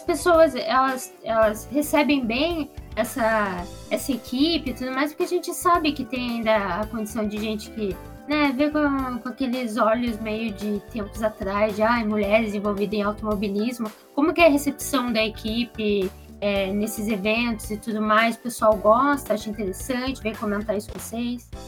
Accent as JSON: {"language": "Portuguese", "town": "Curitiba", "region": "Paraná", "country": "Brazil", "said": "Eu sou de Curitiba também"}